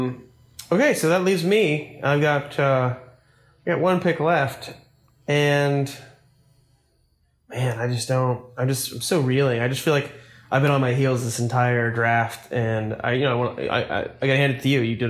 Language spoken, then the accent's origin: English; United States; I'm an American